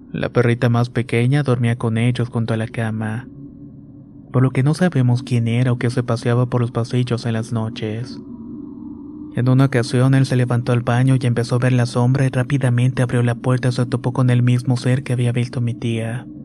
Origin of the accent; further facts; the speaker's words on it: Ecatepec, State of Mexico, Mexico; Soy originario de Catepec, Estado de México. Tengo 27 años, pero mi historia se remonta cuando tenía 15.